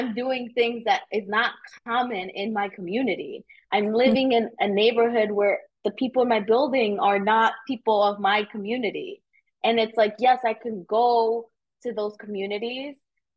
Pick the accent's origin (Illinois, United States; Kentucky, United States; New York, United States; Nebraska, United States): Illinois, United States; Aurora; now in Chicago, United States; I'm from Aurora, so west suburbs of Chicago